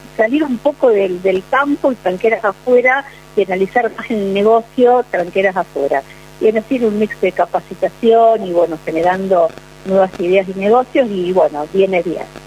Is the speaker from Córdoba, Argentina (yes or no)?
no; Bigand, Santa Fe, Argentina; yo que vengo desde Vigán, digamos, una de las mejores tierras del país